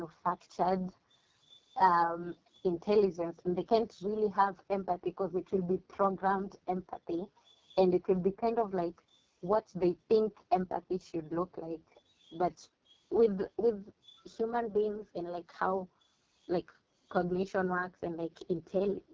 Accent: Kenya

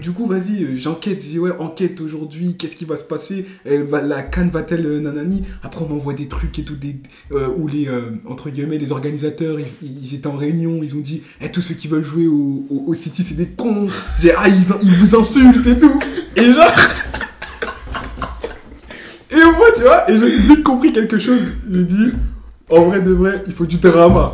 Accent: Senegal; Je suis sénégalais

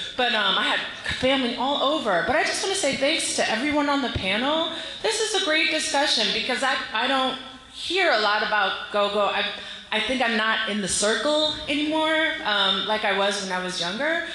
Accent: Silver Spring, Maryland, United States; I'm 38 years old and I am from Silver Spring

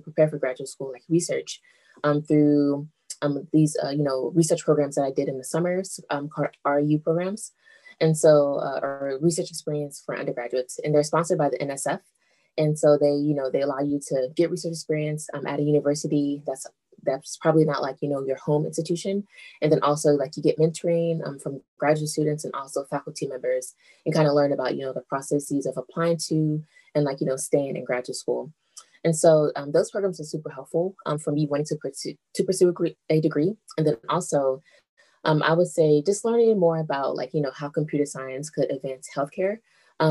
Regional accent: Kansas City, Missouri, United States; moved away as an adult; also born or lived in Southern California; now in Ithaca, United States; I grew up in Kansas City, Missouri

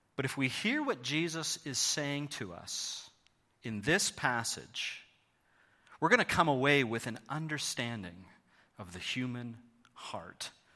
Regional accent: Thornhill, Ontario, Canada; moved away as an adult; also born or lived in Hamilton, Canada; now in London, Canada; I grew up in Thornhill, just down Highway seven from you

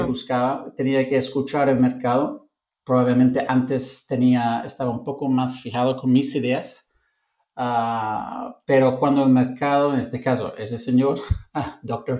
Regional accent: London, United Kingdom; Spanish is a second language; moved away as an adult; also born or lived in Cape Town, South Africa / Montenegro / Italy / Lisbon, Portugal; now in Barcelona, Spain; soy de Londres

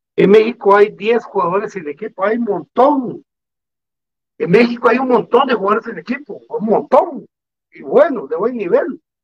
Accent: Guatemala; salí del, mejor colegio de Guatemala, del Liceo de Guatemala

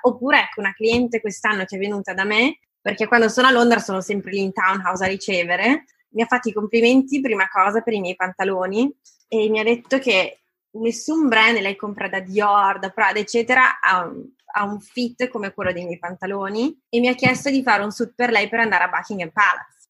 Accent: Italy; sono nata in Italia, ho fatto scuole italiane, mi sento italiana, son cresciuta a lasagne e tortellini

